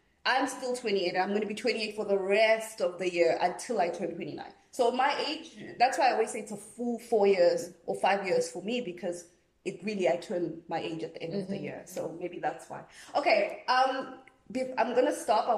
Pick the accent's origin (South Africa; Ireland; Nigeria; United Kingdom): South Africa; I'm a South African girl